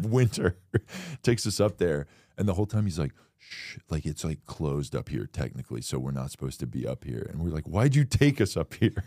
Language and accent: English; Florida, United States; I'm from Florida